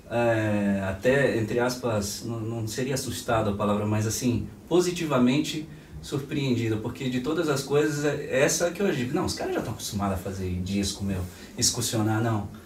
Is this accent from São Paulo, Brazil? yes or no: no; Acre, Brazil; eu mesmo lá na minha terra, lá no, no Acre, já passei por situações